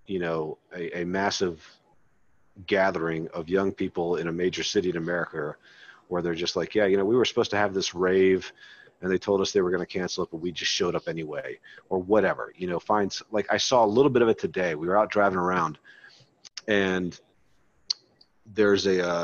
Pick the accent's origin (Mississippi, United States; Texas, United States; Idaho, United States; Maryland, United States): Maryland, United States; I grew up in Maryland